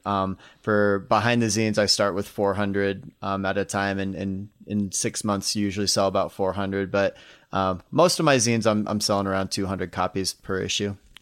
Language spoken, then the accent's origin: English; Iowa, United States; moved away; I grew up in Iowa, grew up in the Midwest